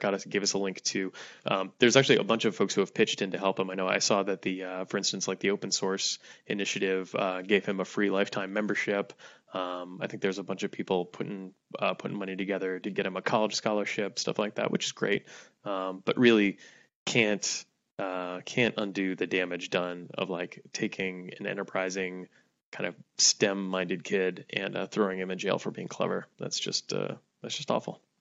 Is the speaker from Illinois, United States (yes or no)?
no; Hawaii, United States; moved away; my home state